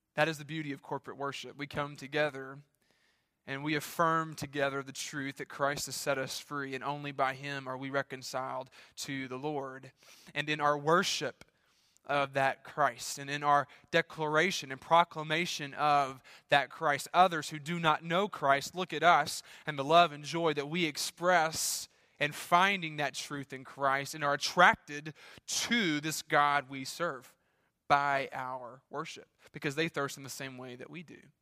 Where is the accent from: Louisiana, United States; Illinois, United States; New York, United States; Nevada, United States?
Louisiana, United States; my home state, Louisiana.